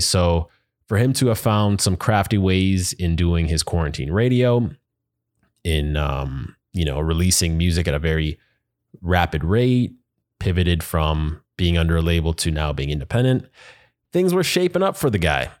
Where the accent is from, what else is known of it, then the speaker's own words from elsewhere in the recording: Canada; now in United States; as a Canadian in the U S